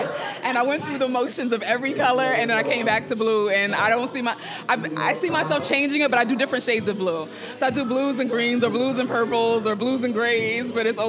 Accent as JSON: {"language": "English", "town": "New York City", "region": "New York", "country": "United States", "tie": "born or raised there", "said": "I'm from New York, you know, I was a very artsy kid, you know, I grew up in a neighborhood where our parents didn't let us play outside."}